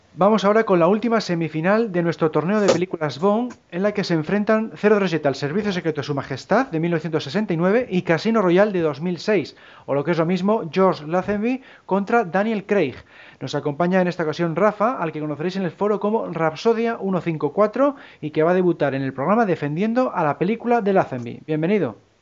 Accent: Cantabria, Spain; por mi tierra, vamos, por aquí por Cantabria

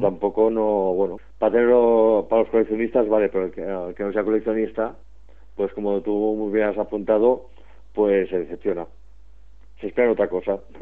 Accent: Barcelona, Catalonia, Spain; aquí, desde mi pueblo, Barcelona

